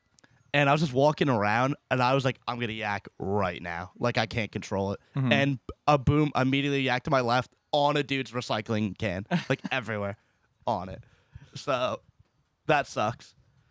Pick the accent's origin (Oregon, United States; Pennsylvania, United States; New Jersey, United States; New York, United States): New Jersey, United States; But then once I say we're from New Jersey, this one chick freaks out.